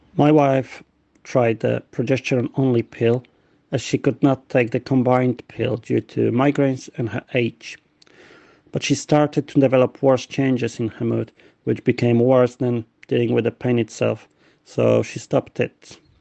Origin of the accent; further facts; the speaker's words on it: Poland; now in London, United Kingdom; I'm originally from Poland but I um, moved to London where I live